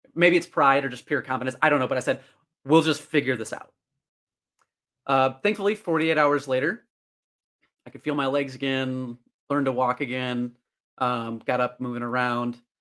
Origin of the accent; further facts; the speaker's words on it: Northern Illinois, United States; my hometown of Northern Illinois.